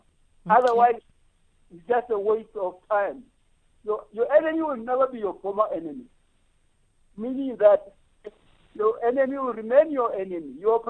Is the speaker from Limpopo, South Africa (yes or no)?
yes; Mankweng, Limpopo, South Africa; also born or lived in Johannesburg; I'm from Mankweng. I left school very early, knowing that I'm very intelligent, but I went and worked in Joburg